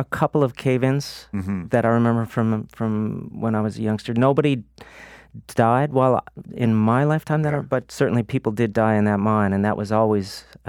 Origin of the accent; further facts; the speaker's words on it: Buchans, Newfoundland and Labrador, Canada; Well, it's funny because Buchan's, my hometown, is pretty much the geographical center of Newfoundland, right?